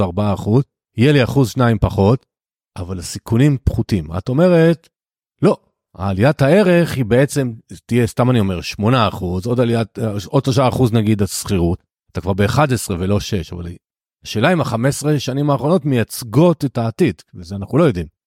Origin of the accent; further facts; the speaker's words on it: the Krayot, Haifa District, Israel; now in Rakefet, Israel; אני יליד הקריות, אני היום גר ליד כרמיאל, ביישוב בשם רקפת